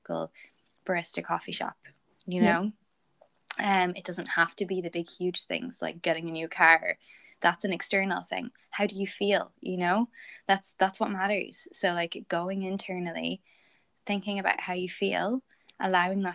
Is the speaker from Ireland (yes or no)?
yes; Ireland; also born or lived in Midlands, Ireland; I'm Irish